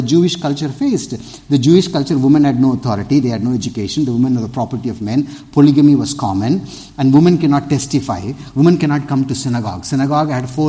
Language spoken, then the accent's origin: English; Tirunelveli, Tamil Nadu, India; I'm from the South also, Trinilveli